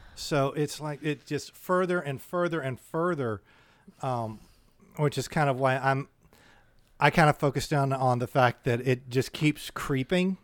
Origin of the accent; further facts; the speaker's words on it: United States; we're American